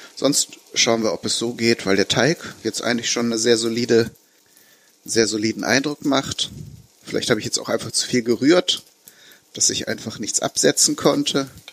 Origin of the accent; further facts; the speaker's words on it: Bünde, North Rhine-Westphalia, Germany; in meiner Heimatstadt in Bünde